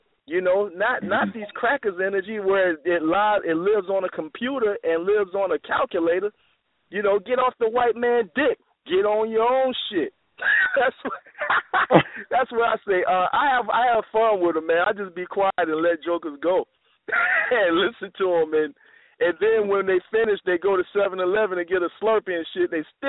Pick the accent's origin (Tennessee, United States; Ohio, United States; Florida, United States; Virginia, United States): Florida, United States; Tallahassee; moved away; I'm in Tallahassee with Sarasut and Seti. We going what? To my hometown.